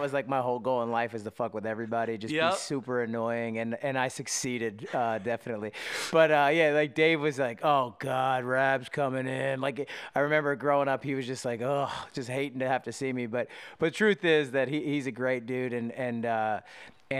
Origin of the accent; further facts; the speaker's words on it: Westchester, United States; moved away; I lived on Walnut Street in Westchester.